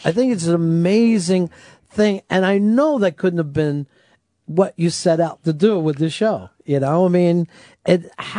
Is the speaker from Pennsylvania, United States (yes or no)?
yes; Delaware County, Pennsylvania, United States; I'm from Delaware County